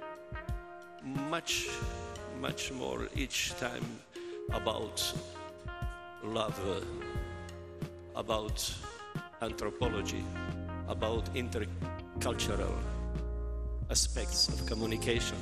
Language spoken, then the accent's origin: English; Croatia; I come from Croatia